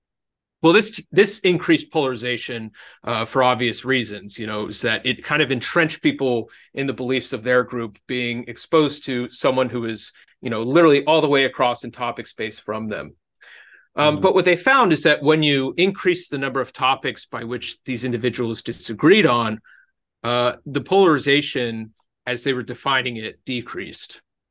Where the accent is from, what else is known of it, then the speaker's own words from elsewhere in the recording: Genoa, Liguria, Italy; no, I'm polarized because you know, I'm Italian, and specifically I'm from Genoa, you know.